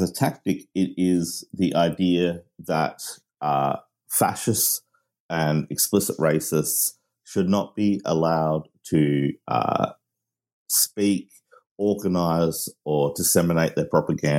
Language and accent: English; Australia; also born or lived in Manchester, United Kingdom; I am Australian of British parents, and I lived in Manchester